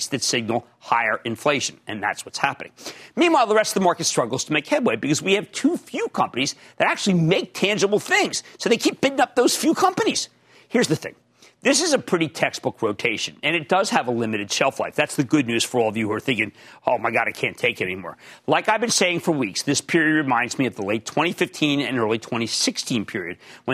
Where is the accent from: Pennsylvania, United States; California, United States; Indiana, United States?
Pennsylvania, United States; We're both from Pennsylvania